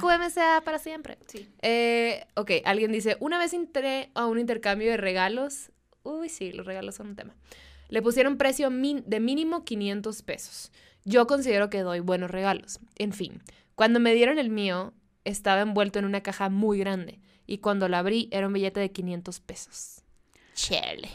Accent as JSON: {"language": "Spanish", "town": "Mexicali", "region": "Baja California", "country": "Mexico", "first_language": "Spanish", "said": "mi intercambio de amigas de las que somos de, de Mexicali"}